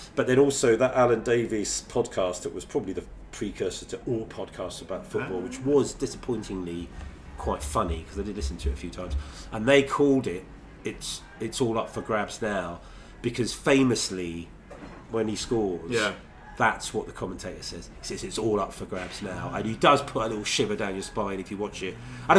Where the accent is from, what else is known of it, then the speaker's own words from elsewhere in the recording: Burnham, South East England, United Kingdom; also born or lived in Scotland; he's probably a similar age to me. I grew up in Burnham